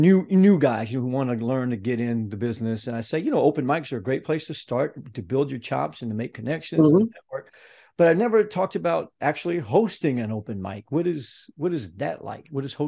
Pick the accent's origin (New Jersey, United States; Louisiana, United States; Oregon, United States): Louisiana, United States; moved away as an adult; now in Bradenton, United States; my best friend growing up in Louisiana.